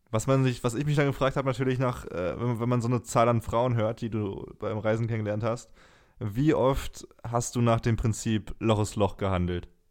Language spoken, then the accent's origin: German; Germany; als Deutscher